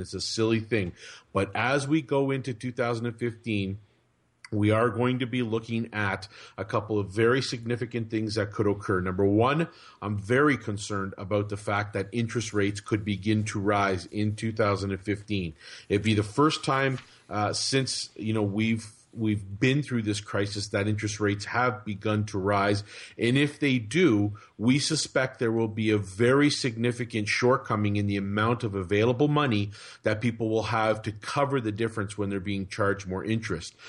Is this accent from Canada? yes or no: yes; Canada; as a Canadian